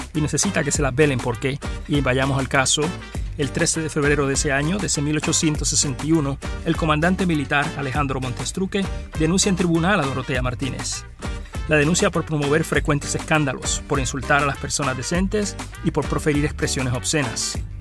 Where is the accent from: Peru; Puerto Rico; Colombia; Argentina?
Puerto Rico; Arroyo; a Arroyo, a mi pueblo